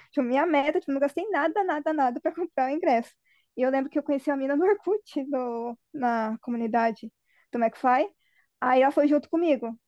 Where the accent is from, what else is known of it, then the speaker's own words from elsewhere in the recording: Curitiba, Paraná, Brazil; eu sou de Curitiba